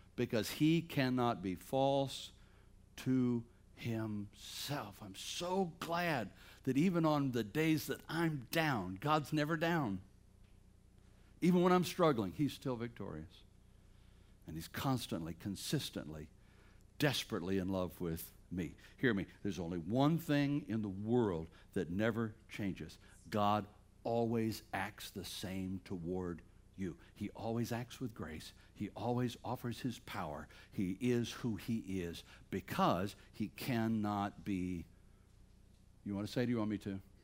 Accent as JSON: {"language": "English", "town": "Bladensboro", "region": "North Carolina", "country": "United States", "moved": "yes", "said": "I'm from Bladensboro, North Carolina"}